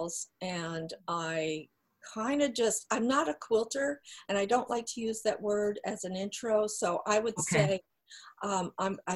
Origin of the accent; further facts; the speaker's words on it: New Jersey, United States; I grew up in New Jersey